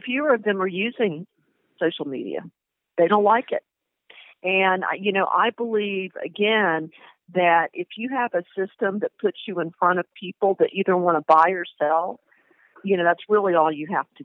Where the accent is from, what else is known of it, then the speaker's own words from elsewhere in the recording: the South, United States; I grew up in the South